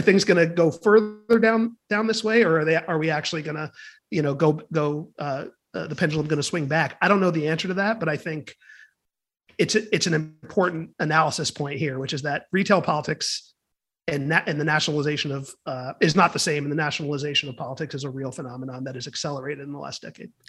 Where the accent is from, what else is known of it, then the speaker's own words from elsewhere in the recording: California, United States; my home state of California